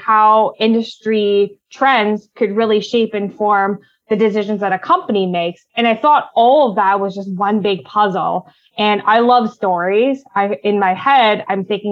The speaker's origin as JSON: {"language": "English", "town": "Ottawa", "region": "Ontario", "country": "Canada", "tie": "born or raised there", "said": "I was born and raised in Ottawa"}